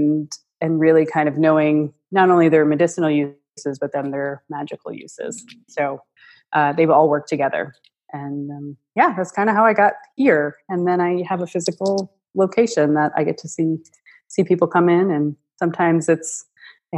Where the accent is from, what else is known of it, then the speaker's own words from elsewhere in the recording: Buffalo, New York, United States; moved away; We're originally from Buffalo